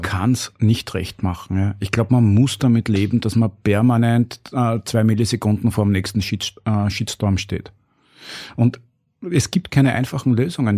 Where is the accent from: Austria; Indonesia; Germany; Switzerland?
Austria; Burgenland; ich bin aus dem Burgenland und hab dort auch re relativ, bin eingebettet in eine sehr normale Umgebung.